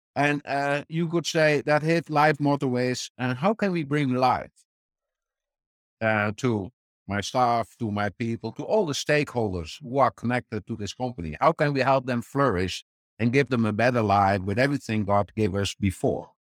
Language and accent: English; Netherlands; born and raised in the Netherlands